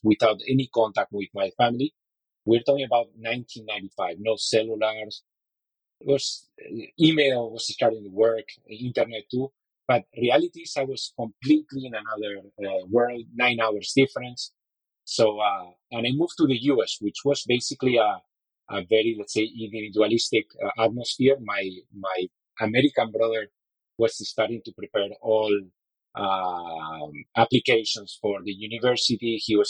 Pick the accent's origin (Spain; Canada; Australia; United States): Spain; Madrid, Community of Madrid; English is a second language; It was in the 70s when I was born in Madrid. I was born in a family of lawyers